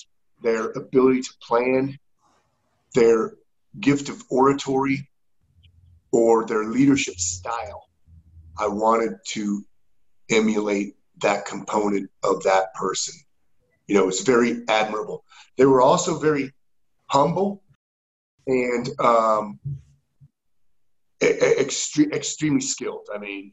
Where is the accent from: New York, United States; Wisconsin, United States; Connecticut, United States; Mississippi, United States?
Connecticut, United States; moved away as an adult; I grew up in Connecticut